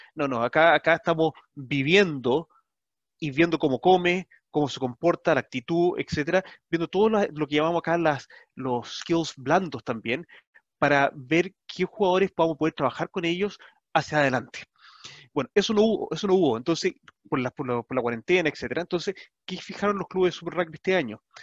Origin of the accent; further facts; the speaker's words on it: Chile; nosotros como chilenos, puede ser comunicado en nuestra misma lengua.